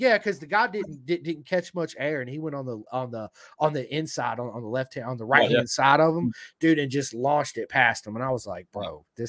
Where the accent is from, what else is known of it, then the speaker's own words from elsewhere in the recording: United States; obviously I'm American